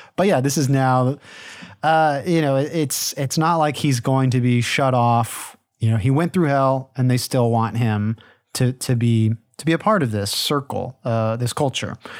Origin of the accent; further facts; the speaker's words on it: United States; we in the United States